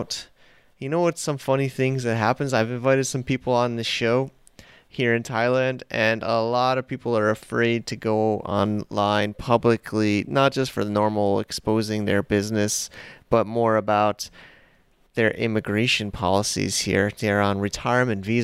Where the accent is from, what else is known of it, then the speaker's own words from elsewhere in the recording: United States; accent: American; my American accent